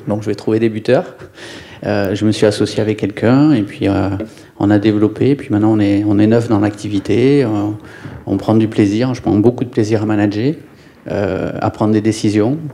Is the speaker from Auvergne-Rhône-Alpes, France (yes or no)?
no; Ariège, Occitania, France; moved away; also born or lived in Lyon / Nantes / Bordeaux; je viens de la campagne, je viens de l'Ariège, mes grands-parents étaient paysans